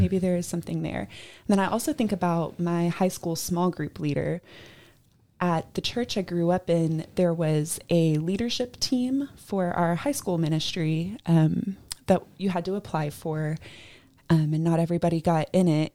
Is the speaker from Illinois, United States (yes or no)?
no; Georgia, United States; moved away; I grew up in Georgia